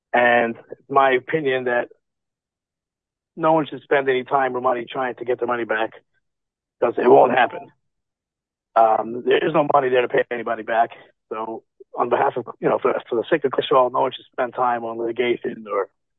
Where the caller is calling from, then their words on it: Lakewood, New Jersey, United States; Fine, from Lakewood, New Jersey.